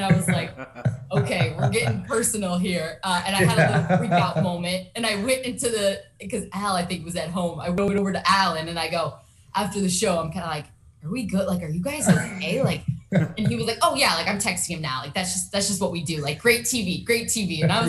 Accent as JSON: {"language": "English", "region": "Southern California", "country": "United States", "tie": "born or raised there", "said": "I grew up in Southern California"}